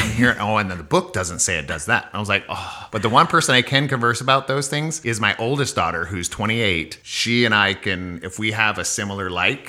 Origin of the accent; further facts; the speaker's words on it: Columbus, Montana, United States; moved away as an adult; also born or lived in Billings, Montana / Tacoma, Washington; now in Sacramento, United States; Raised as a kid mostly in Columbus, Montana, which is about 40 miles this side of Billings. Town of 1,500 people population.